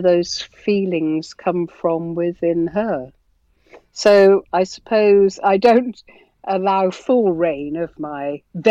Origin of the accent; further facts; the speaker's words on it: Birmingham, West Midlands, United Kingdom; I'm a Brummie